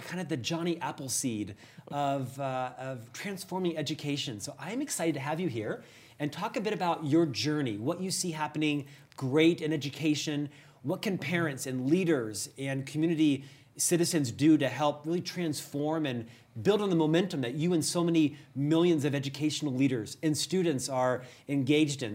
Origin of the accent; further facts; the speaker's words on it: Orlando, Florida, United States; I'm the Southerner as well, if you count Orlando